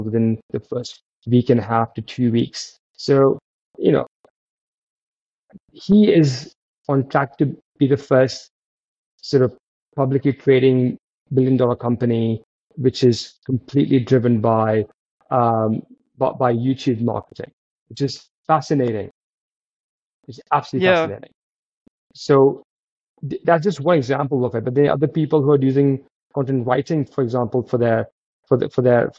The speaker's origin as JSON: {"language": "English", "country": "United Kingdom", "said": "as British founders and as Commonwealth founders"}